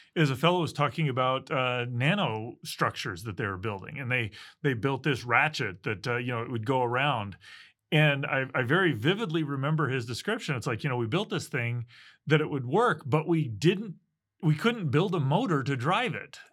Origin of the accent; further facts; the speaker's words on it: Midwest, United States; I grew up in the Midwest